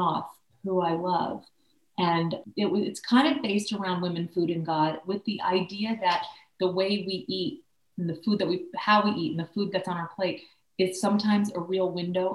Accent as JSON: {"language": "English", "town": "Philadelphia", "region": "Pennsylvania", "country": "United States", "tie": "born or raised there", "moved": "yes", "said": "I'm from Philadelphia originally"}